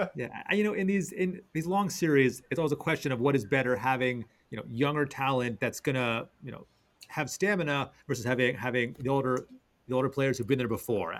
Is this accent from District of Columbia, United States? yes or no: yes; Washington, District of Columbia, United States; my hometown Wizards